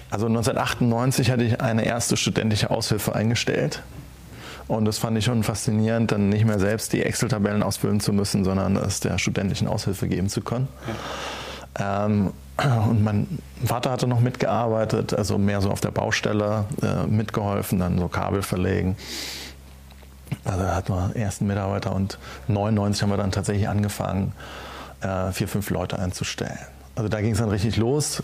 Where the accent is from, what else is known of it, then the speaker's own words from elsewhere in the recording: Schneebergerhof, Rhineland-Palatinate, Germany; auf dem Schneeberger Hof, äh, meinem Heimatort